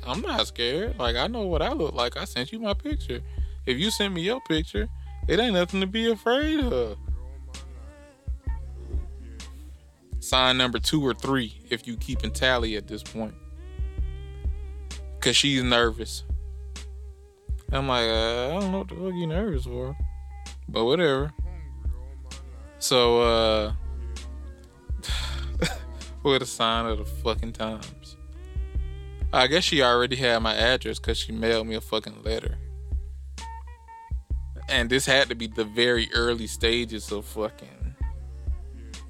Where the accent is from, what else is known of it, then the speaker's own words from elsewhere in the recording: Decatur, Georgia, United States; I'm from Atlanta, Decatur.